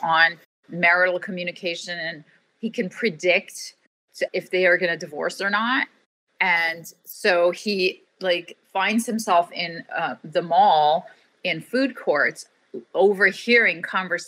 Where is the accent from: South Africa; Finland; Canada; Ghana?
Canada; I always say I'm Canadian. We're nice. I'm Canadian Turkish